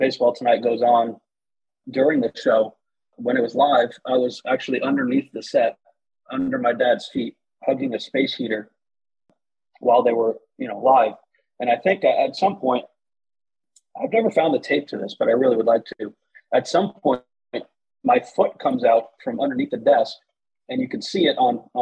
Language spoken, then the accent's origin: English; Connecticut, United States; I grew up in Connecticut and we do dunks up here